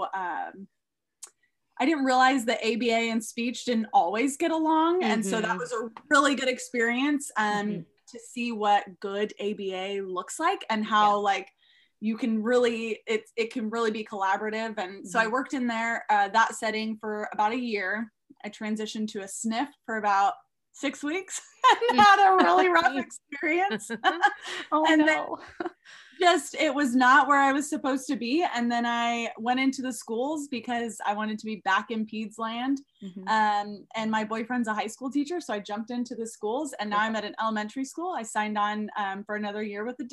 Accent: California, United States; moved away as an adult; now in South Bend, United States; I am currently in South Bend, Indiana, but I'm originally from California.

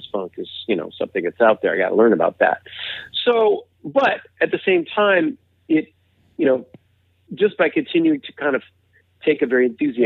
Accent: United States

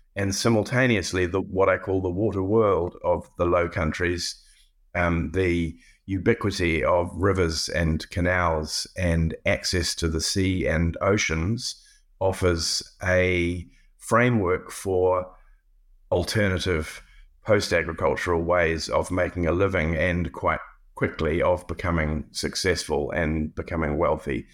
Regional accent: New Zealand; moved away as an adult; also born or lived in Cambridge / Pittsburgh; as a New Zealander

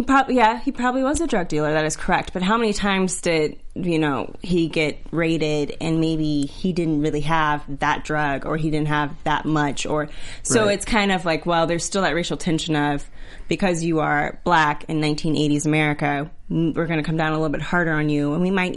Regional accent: Texas, United States; also born or lived in Georgia, United States; I'm from Texas and Georgia. I'm not surprised at all.

